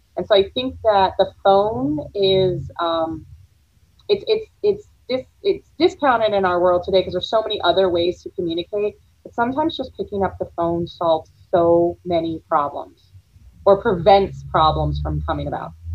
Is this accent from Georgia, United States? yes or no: no; Florida, United States; I grew up in Florida